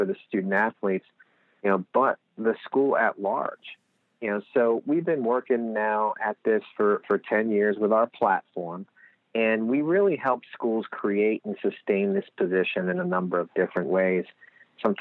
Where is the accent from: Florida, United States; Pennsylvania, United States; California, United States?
Pennsylvania, United States; Lehigh Valley; we don't know we have accents when you're here